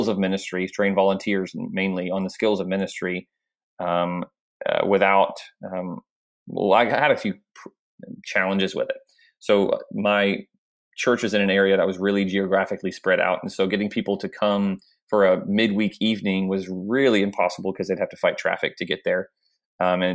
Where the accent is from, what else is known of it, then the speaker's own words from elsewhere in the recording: Jacksonville, Florida, United States; also born or lived in Oklahoma; I was serving in a church plant here in my hometown of Jacksonville, Florida